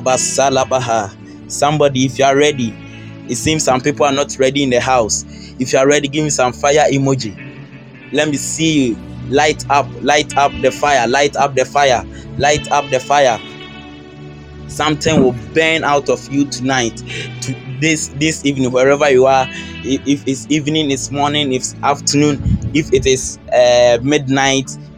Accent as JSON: {"language": "English", "country": "Ghana", "said": "I'm from Ghana"}